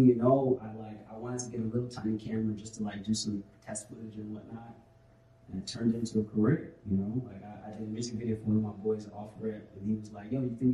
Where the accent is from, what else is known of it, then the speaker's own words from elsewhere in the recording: Massachusetts, United States; I grew up in Massachusetts, playing with a bunch of white boys and stuff